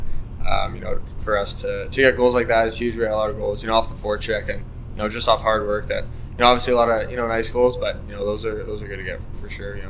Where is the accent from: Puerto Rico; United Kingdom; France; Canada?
Canada; Vancouver, British Columbia; I'm from Vancouver